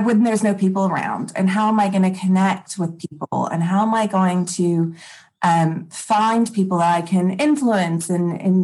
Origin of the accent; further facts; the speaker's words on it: Texas, United States; also born or lived in Wheat Belt, Western Australia; now in Western Australia, Australia; I'm originally from Texas